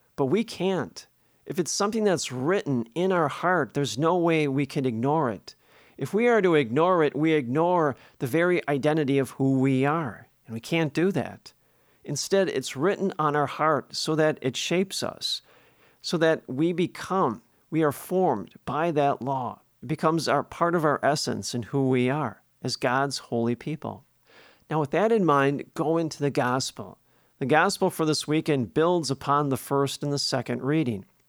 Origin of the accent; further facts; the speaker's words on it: Milwaukee, Wisconsin, United States; When I was growing up in Milwaukee as a kid, in the neighborhood